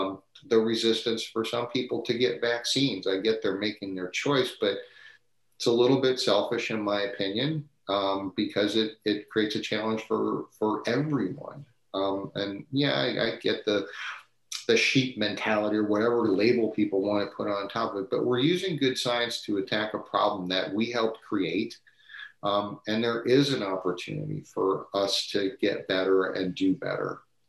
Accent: Midwest, United States; like all of us growing up in the Midwest, we had Cedar Point and Kings Island and the SeaWorld Park

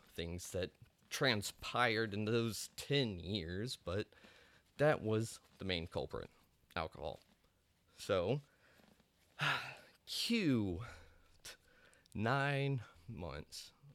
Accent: Amarillo, Texas, United States; moved away as an adult; also born or lived in South Dallas; I'm actually from Amarillo, Texas, a little panhandle boy

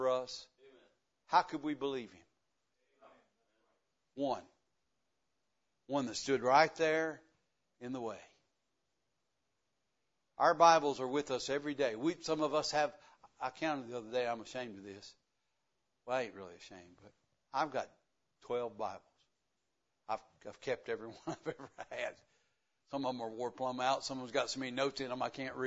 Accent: the South, United States; accent: country; I was born in the South and I lived it to the fullest. I didn't care anything about English anyway. We just talk country. Everybody in the South, everybody understands me.

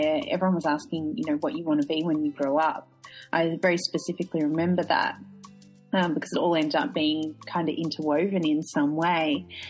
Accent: Australia; So it was, a very stereotypical, I suppose, Australian suburban

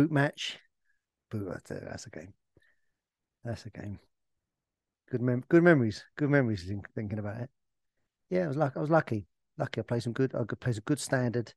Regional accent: Essex, East of England, United Kingdom; I grew up in Essex

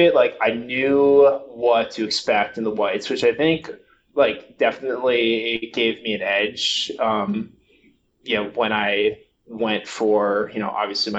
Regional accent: New Jersey, United States; also born or lived in Portland, Maine; I grew up in New Jersey, so I live there. I've lived in New Jersey for most of my life. I actually lived in Portland, Maine for about a year.

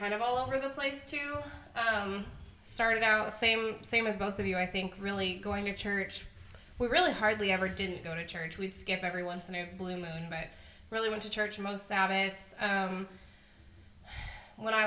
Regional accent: Texas, United States; moved away; I grew up in Texas with Emily, and then moved a bunch of places

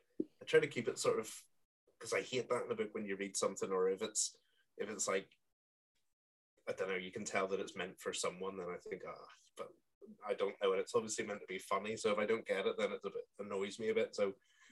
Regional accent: Coleraine, Northern Ireland, United Kingdom; now in Marple, United Kingdom; my hometown of Coleraine in Northern Ireland

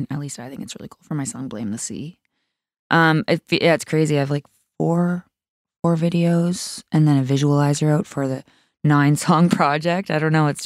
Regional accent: Sydney, New South Wales, Australia; That was like in Sydney, in my hometown.

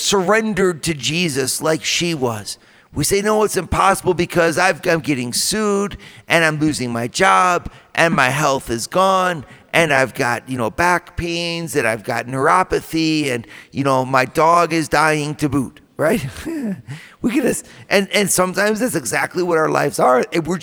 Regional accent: Toledo, Ohio, United States; from Toledo

